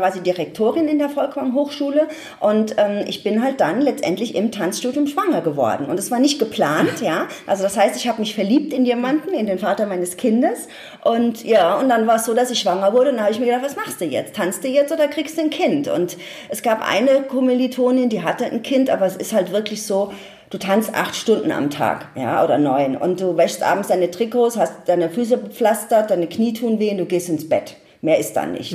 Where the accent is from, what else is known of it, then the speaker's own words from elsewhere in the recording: Ludwigshafen, Rhineland-Palatinate, Germany; ich komme aus Ludwigshafen